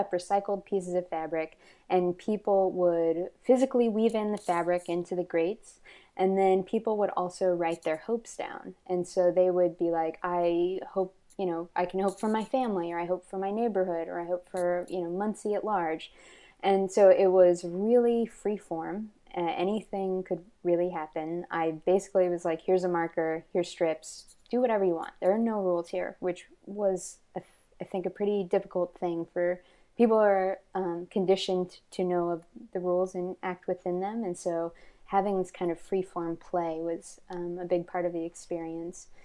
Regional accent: Texas, United States; I'm from yeah the South. I'm from Texas, and I've lived, um, I've lived, I moved a lot and lived in a lot of different places. Kind of growing up because of poverty

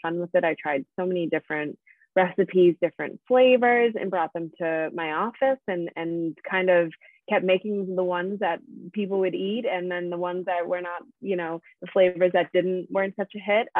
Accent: Pembroke, Massachusetts, United States; moved away as an adult; also born or lived in Boston / New York; I grew up in Pembroke, so local to the South Shore of Massachusetts

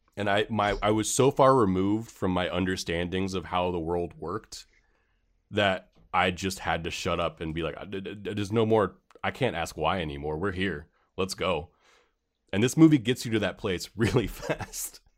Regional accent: San Francisco, California, United States; growing up in San Francisco

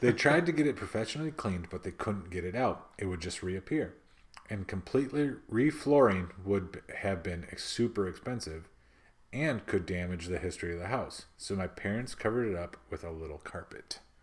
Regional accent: Midwest, United States; accent: Midwest; my Midwest accent just came out, like, super thick right there

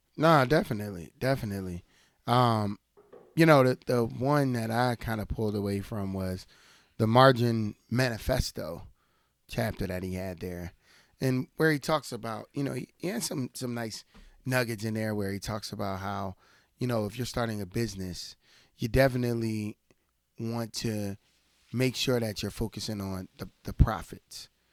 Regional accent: United States; me as an American

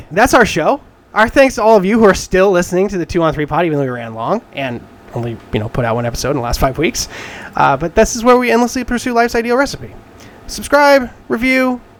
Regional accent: Alaska, United States; I'm from Alaska.

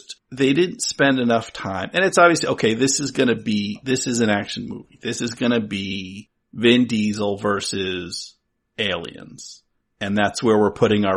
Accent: New Jersey, United States; now in New England, United States; I'm from New Jersey.

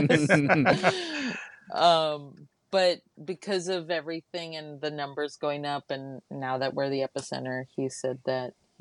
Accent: Laredo, Texas, United States; now in Austin, United States; I'm originally from Laredo, Texas.

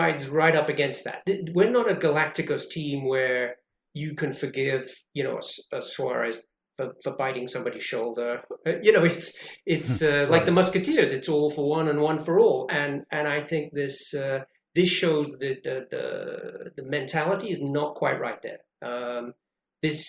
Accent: England, United Kingdom; I'm English

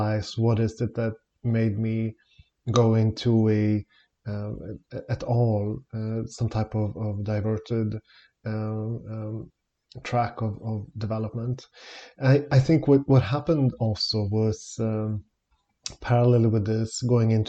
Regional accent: Stockholm, Stockholm County, Sweden; I'm born and raised in Stockholm in Sweden

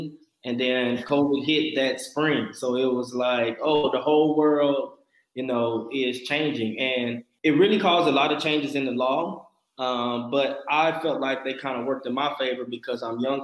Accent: Dallas, Texas, United States; moved away as an adult; now in Houston, United States; I am originally from Dallas, Texas. I moved to Houston probably about 4 or 5 years ago to go to law school

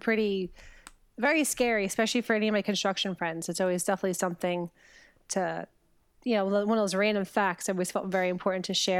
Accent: New York City, New York, United States; being that I was born in Brooklyn

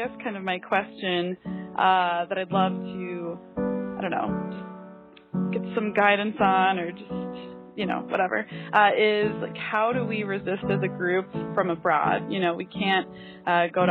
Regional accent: Minnesota, United States; moved away as an adult; now in Colombia; I'm from Minnesota

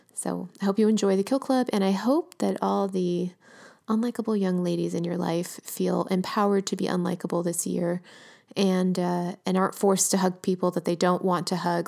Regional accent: Los Angeles, California, United States; my hometown, working class L

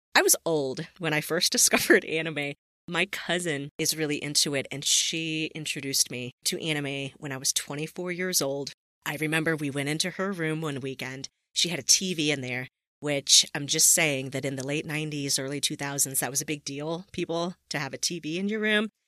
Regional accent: Southern California, United States; I grew up in Southern California

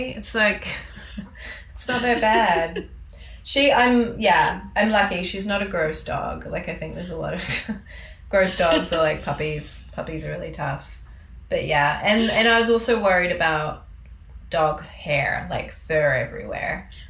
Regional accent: New Zealand; now in Canada; Like, I come from New Zealand, where if you bring an animal in, they're in quarantine for like 6 to 8 weeks before you can get them, and it's really expensive.

